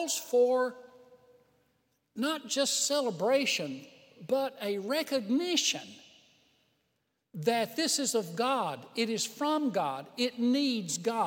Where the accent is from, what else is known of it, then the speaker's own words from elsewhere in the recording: United States; we were born in America, the Christian nation